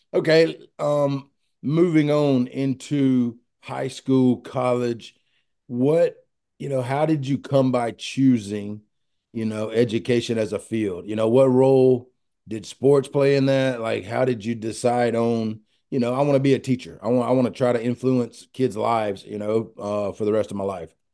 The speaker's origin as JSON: {"language": "English", "town": "Pearl", "region": "Mississippi", "country": "United States", "said": "I'm a boy from Pearl, Mississippi"}